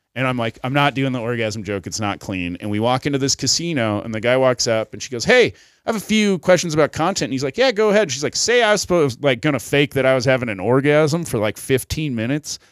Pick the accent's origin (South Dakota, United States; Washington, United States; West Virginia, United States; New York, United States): South Dakota, United States; moved away; also born or lived in Colorado; I was from South Dakota